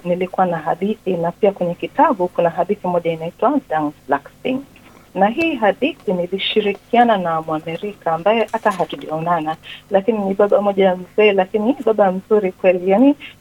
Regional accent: Tanzania; also born or lived in Kenya / England; now in Melbourne, Australia; Nilizaliwa Tanzania, nimeishi miaka mingi Kenya na niliishi pia nani England, lakini sasa hivi niko Melbourne, Australia

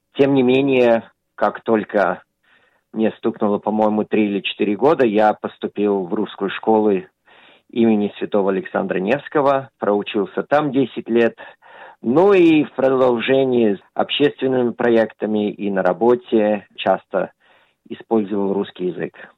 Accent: Australia; когда я рос, в Австралии

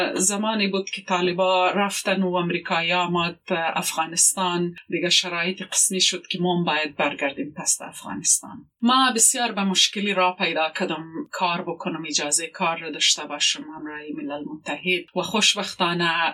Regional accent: Quetta, Balochistan, Pakistan; now in Australia; زندگی در پاکستان خرد بودیم

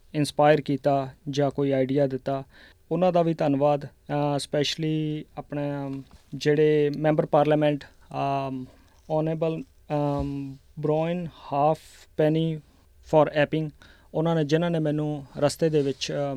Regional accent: Abohar, Punjab, India; now in Melbourne, Australia; ਪੰਜਾਬ ਚੋਂ ਜੀ ਅਬੋਰ ਤੋਂ ਮੈਂ ਬਿਲੋਂਗ ਕਰਦਾ

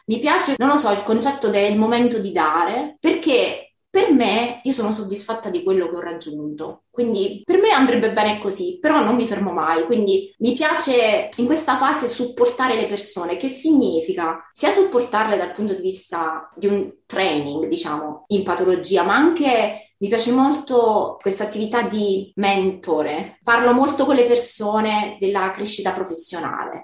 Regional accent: Italy; first language Italian; moved away as an adult; now in Brisbane, Australia

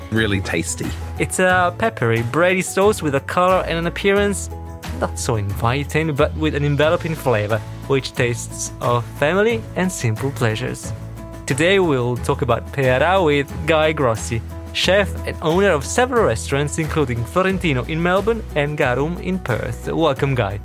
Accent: Verona, Veneto, Italy; I'm from Verona too

